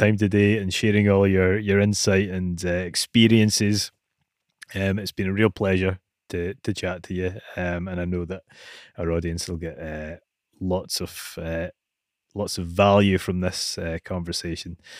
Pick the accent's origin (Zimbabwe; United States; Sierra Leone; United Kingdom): United Kingdom; Scotland; being Scottish